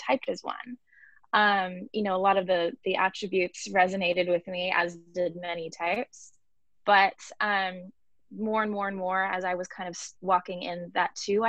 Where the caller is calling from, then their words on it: Los Angeles, California, United States; I'm calling in from Los Angeles, California